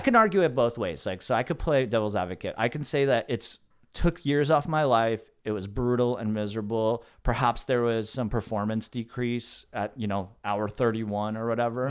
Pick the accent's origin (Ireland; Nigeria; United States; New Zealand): United States; the Valley, Southern California; I grew up in the Valley